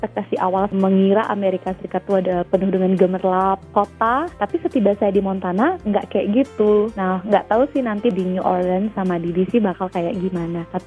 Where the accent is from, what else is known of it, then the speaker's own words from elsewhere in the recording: Bali, Indonesia; Saya dari Bali, eh, dua teman dari Kalimantan, dan satu teman dari East